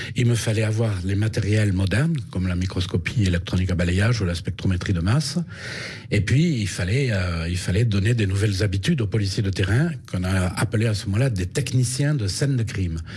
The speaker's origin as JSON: {"language": "French", "town": "Rodez", "region": "Occitania", "country": "France", "also_born_or_lived": "Paris", "moved": "as an adult", "said": "J'ai quitté Rodez"}